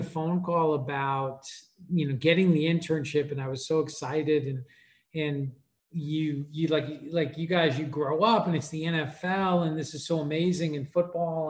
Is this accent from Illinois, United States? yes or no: no; New York, United States; I grew up in New York